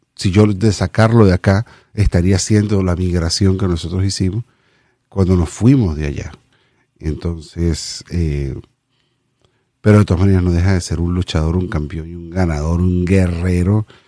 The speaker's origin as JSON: {"language": "Spanish", "country": "Venezuela", "moved": "as an adult", "said": "nos vinimos, nos vinimos de Venezuela"}